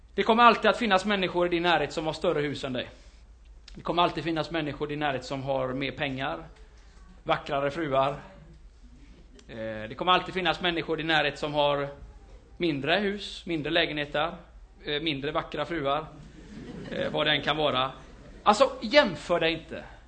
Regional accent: Gothenburg, Västra Götaland, Sweden; i Fiskebäck, där jag är ifrån, kan man säga, växte upp den största delen där.

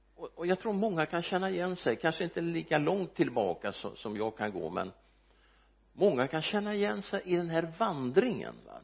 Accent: Örebro, Örebro County, Sweden; Almby församling där jag växte upp

